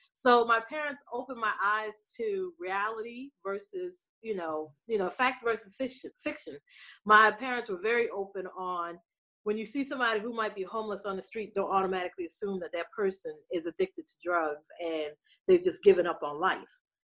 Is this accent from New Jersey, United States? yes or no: yes; New Jersey, United States; moved away as an adult; also born or lived in Pittsburgh; I was raised in New Jersey.